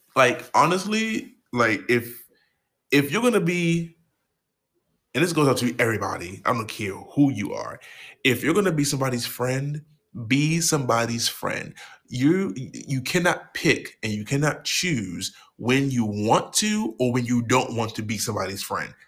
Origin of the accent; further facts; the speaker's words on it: Baltimore, Maryland, United States; I'm from Baltimore, motherfucking Maryland